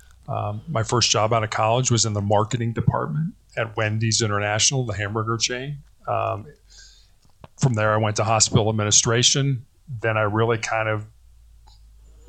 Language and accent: English; Chicago, Illinois, United States; I born and raised in Chicago, Illinois, oldest of three boys